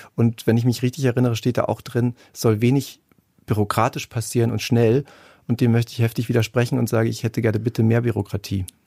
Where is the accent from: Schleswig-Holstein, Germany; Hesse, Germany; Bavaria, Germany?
Bavaria, Germany; Munich; Ich komme auch aus München